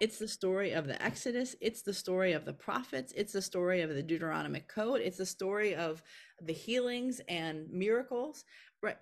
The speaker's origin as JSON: {"language": "English", "town": "Milwaukee", "region": "Wisconsin", "country": "United States", "tie": "born or raised there", "also_born_or_lived": "Philadelphia, Pennsylvania", "moved": "as an adult", "said": "when I moved away from Milwaukee, Wisconsin, where I was raised, to, um, Philadelphia, Pennsylvania for college"}